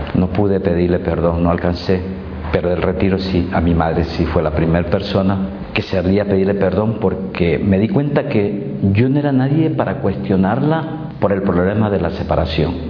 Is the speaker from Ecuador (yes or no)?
yes; Manabí, Ecuador; soy del Ecuador, provincia de Manabí